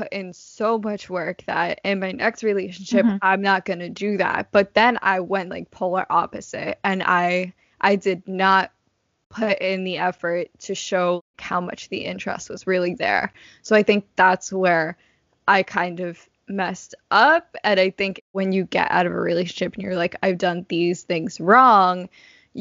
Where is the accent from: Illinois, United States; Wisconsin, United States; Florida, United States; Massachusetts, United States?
Massachusetts, United States; Boston; now in New York, United States; I'm from Boston